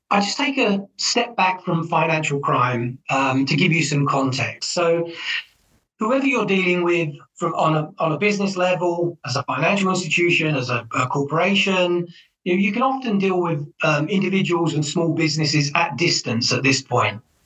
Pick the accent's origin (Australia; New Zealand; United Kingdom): United Kingdom; England; moved away as an adult; now in United States; I'm originally from England. I've worked in the United States for the longest time